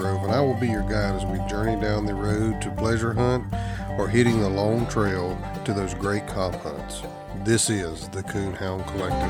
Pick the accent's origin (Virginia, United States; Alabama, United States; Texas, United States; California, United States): Alabama, United States; southeast; moved away; I'm from Alabama originally, the southeast side of Alabama.